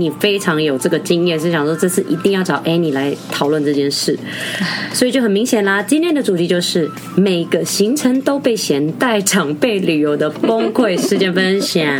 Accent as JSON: {"language": "Chinese", "country": "Philippines", "said": "哎，我是菲律宾人，不要笑。"}